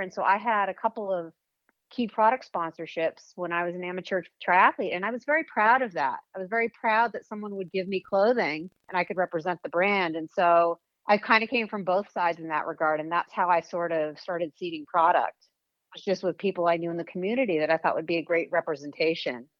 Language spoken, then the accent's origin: English; Weston, Massachusetts, United States; moved away as an adult; also born or lived in Los Angeles; Weston, Mass, is okay. where I grew up